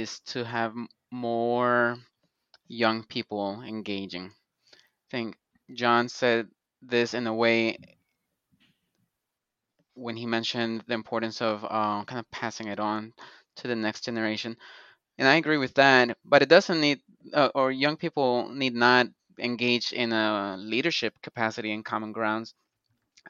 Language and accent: English; Colombia; I'm from Colombia, so I'll have Colombian coffee. And in Colombia, we drink coffee every